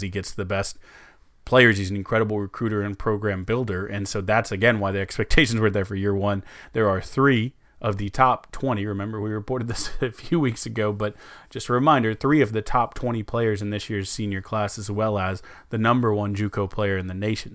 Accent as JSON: {"language": "English", "town": "San Antonio", "region": "Texas", "country": "United States", "tie": "born or raised there", "said": "growing up in San Antonio, you, you go deep on each of the Spurs"}